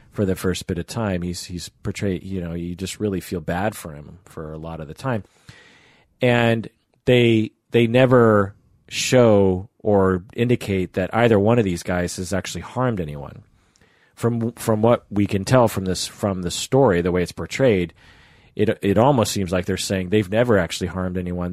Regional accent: Issaquah, Washington, United States; I grew up in Issaquah, which, you know, has lakes and stuff

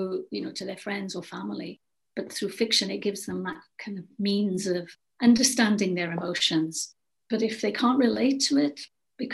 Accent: Wales, United Kingdom; born or raised there

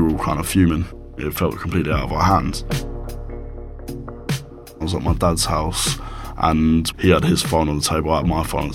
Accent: Brighton, South East England, United Kingdom; I'm 18 years old and I'm from Brighton.

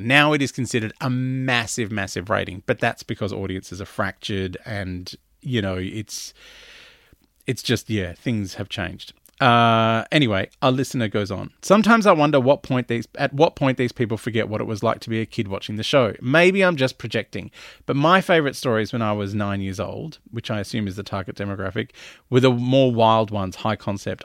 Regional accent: Melbourne, Victoria, Australia; now in Sydney, Australia; I grew up in Melbourne where it gets down to zero

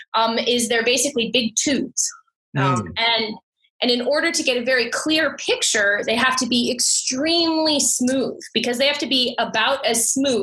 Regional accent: United States; moved away; also born or lived in Ohio / Los Angeles; So I'm originally from the U.S., so I grew up in the States. When I was a kid, my parents moved around a lot.

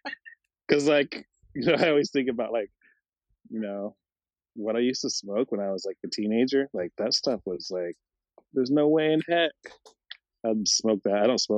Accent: Idaho, United States; now in Hoopa, United States; I grew up in Idaho, so that was Idaho weed.

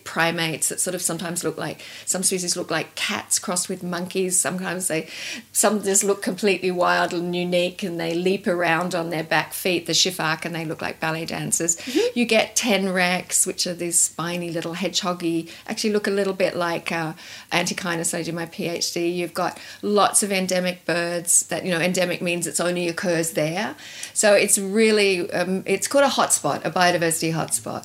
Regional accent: Tasmania, Australia; I grew up in Tasmania.

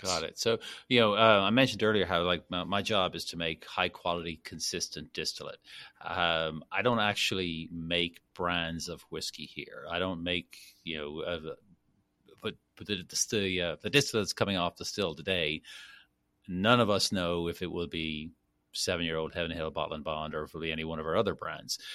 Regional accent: Dublin, Leinster, Ireland; moved away as an adult; now in Kentucky, United States; born and raised in Dublin, went to school there

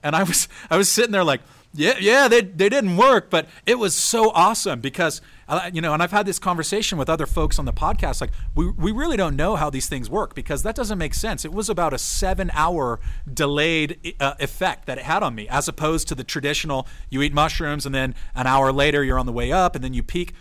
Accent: San Diego, California, United States; also born or lived in San Francisco; growing up in San Diego

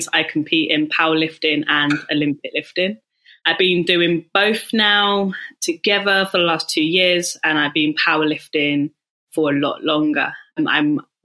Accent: Bath, South West England, United Kingdom; moved away; I'm from Bath

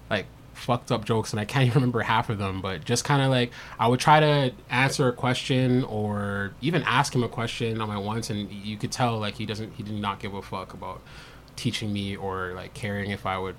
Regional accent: Jamaica; they would find out that I'm Jamaican

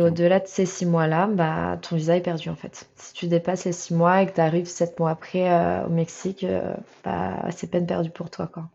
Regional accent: France; je viens de France

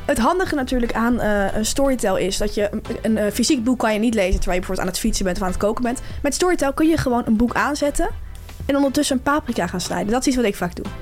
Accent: Delft, South Holland, Netherlands; moved away; also born or lived in Amsterdam; Suzanne heeft ook in Delft gewoond, waar ik vandaan kom

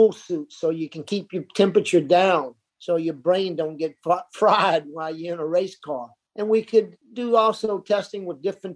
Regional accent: South Florida, United States; growing up in South Florida, it was the culture in the 60s

